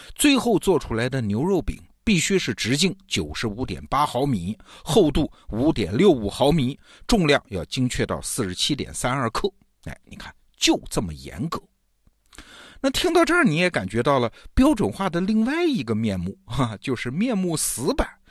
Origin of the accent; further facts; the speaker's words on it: China; 美国中餐厅卖的不是我们中国人日常吃的那种中餐啊